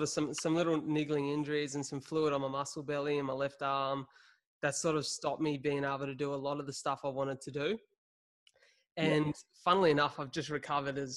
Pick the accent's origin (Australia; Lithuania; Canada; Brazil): Australia; Wollongong, New South Wales; my hometown of Wollongong